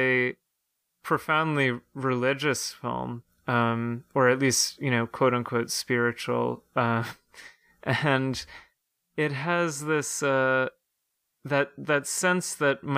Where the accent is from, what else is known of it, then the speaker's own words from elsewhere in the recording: Ireland; as an Irish citizen myself